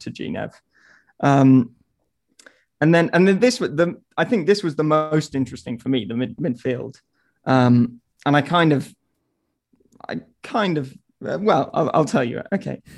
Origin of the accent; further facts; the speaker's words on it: England, United Kingdom; as an Englishman